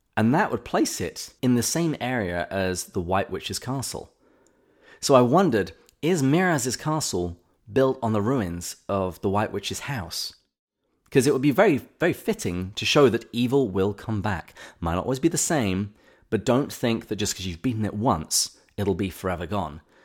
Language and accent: English; England, United Kingdom; growing up in England